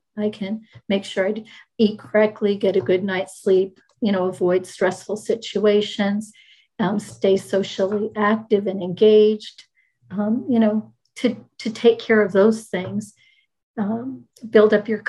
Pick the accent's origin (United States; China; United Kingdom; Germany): United States; Maryland; also born or lived in Rhode Island / Michigan / New Jersey / Jamaica; So I was born in Rhode Island. We moved to Michigan, lived several places in Michigan as the phone company moved him then to the Washington, D.C. area. I grew up in Maryland and we moved to Maryland to New Jersey.